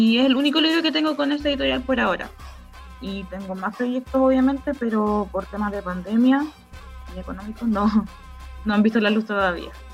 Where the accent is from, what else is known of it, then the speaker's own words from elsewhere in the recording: Licura Valley, Biobío, Chile; moved away as an adult; now in Los Álamos, Chile; yo crecí en el Valle de Licura